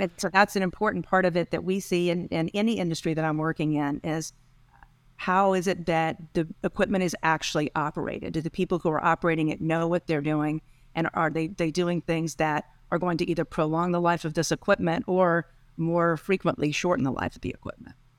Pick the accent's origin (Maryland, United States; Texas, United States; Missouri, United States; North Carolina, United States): Texas, United States; moved away as an adult; eventually I ended up back in, in Texas, my home state.